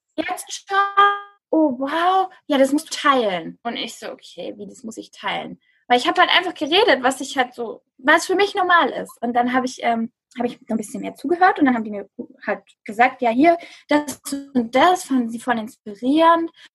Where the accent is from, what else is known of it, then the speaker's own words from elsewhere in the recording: near Stuttgart, Baden-Württemberg, Germany; ich bin aus der Nähe von Stuttgart, bin ich aufgewachsen